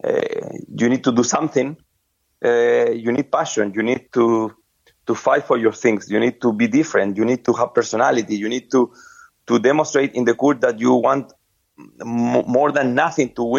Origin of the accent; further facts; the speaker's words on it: Viña del Mar, Valparaíso, Chile; English is a second language; I born in Viña del Mar, a small city. I come from Chile.